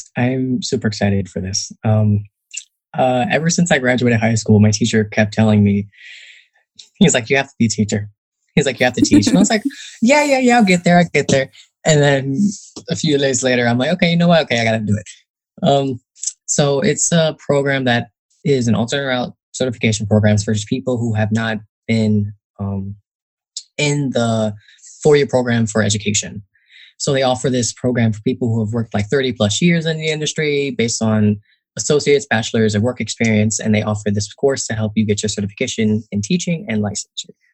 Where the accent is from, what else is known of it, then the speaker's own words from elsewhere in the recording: Northern New Jersey, United States; also born or lived in Newark, New Jersey; I grew up in Northern New Jersey